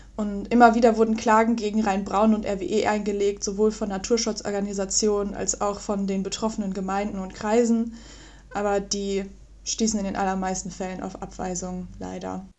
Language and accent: German; Mönchengladbach, North Rhine-Westphalia, Germany; moved away; Ich komme ursprünglich aus der Nähe aus Mönchengladbach, von Mönchengladbach